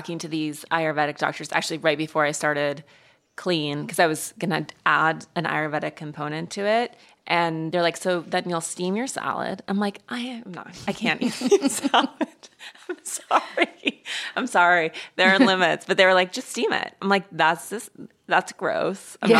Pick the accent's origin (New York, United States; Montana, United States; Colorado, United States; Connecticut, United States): Montana, United States; I'm from Montana.